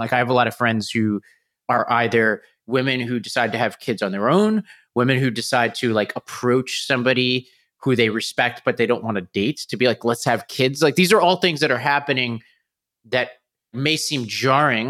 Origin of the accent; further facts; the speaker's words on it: New York City, New York, United States; moved away; I grew up in New York, and every time I see a relative, you know, I have to go back to Staten Island